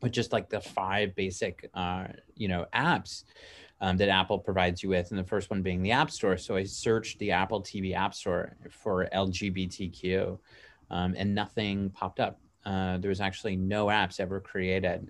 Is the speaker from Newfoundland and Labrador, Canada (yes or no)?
no; Toronto, Ontario, Canada; now in Los Angeles, United States; we're very obviously live in Los Angeles, and I'm from Toronto, originally from Canada